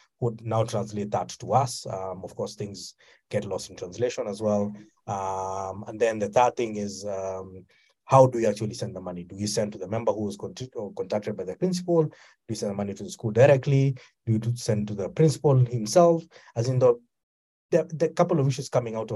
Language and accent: English; Kenya; I come from Kenya.